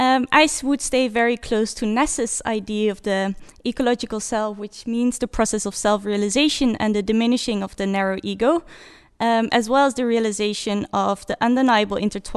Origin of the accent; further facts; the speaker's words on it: Netherlands; now in Norway; I'm from the Netherlands.